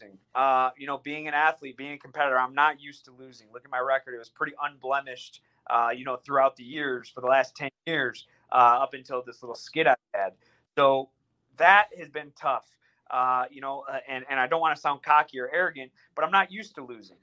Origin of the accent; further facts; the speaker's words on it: United States; they know you're American